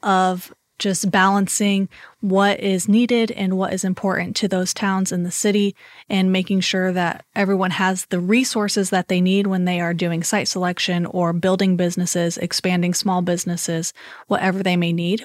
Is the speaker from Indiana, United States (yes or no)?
yes; Columbia City, Indiana, United States; I grew up in Columbia City